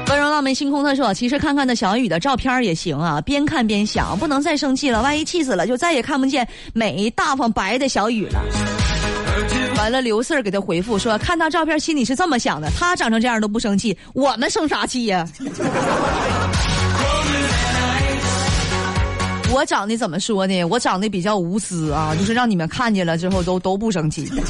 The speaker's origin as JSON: {"language": "Chinese", "region": "Northeast China", "country": "China", "accent": "Northeastern", "said": "听我这个口音这么重。确实是东北的啊"}